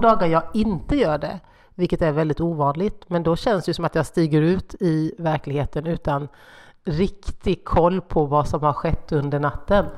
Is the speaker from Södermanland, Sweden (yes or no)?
no; Horda, Jönköping County, Sweden; accent: Småländska; Min dialekt kommer från Hårda